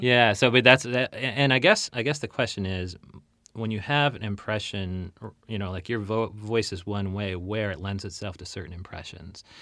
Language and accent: English; Chicagoland, Illinois, United States; I'm from Chicagoland